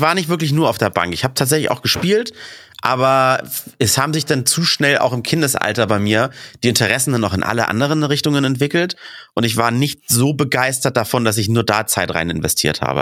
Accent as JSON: {"language": "German", "region": "Hamburg", "country": "Germany", "tie": "born or raised there", "said": "im DSV, da wo ich aufgewachsen bin, Dufenstädter Sportverein"}